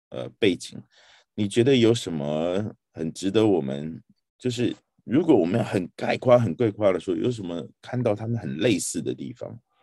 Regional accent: Taiwan; 我从小在台湾长大的

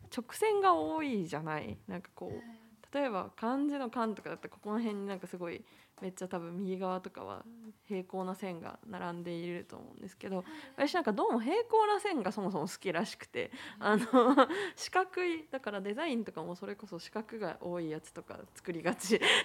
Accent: Japan; first language Japanese; 日本で生まれて日本で育ったので基本的には母国語

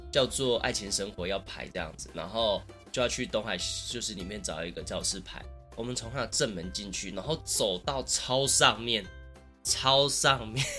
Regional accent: Taichung, Taiwan; 我虽然是台中人嘛

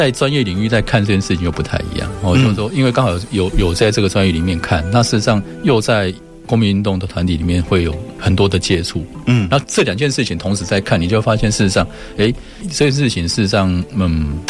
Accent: Shalu, Taichung, Taiwan; 因为我我是在沙鹿的市场长大的小孩，嗯，就是说这种经验事实上阅读。除了课内的课本以外，其他阅读几乎没有。

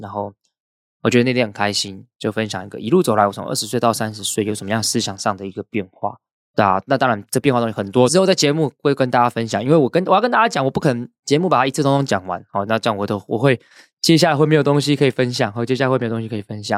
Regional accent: Hsinchu, Hsinchu City, Taiwan; 因为我是新竹人，我读新竹是建工高中，清交大就在我旁边

